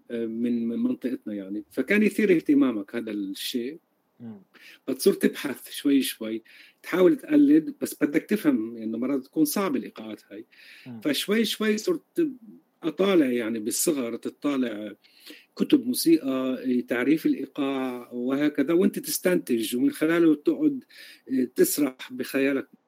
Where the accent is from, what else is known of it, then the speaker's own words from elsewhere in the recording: Galilee, Palestine; born there; مولود بفلسطين بالجليل حصرا